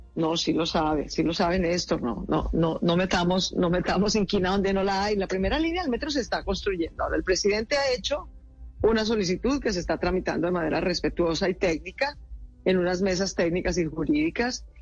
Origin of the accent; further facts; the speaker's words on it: Colombia; como colombiana